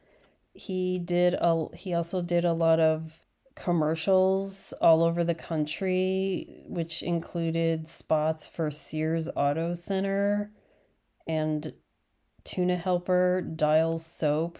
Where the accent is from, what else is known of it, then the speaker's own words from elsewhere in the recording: Chicago, Illinois, United States; I grew up in Chicago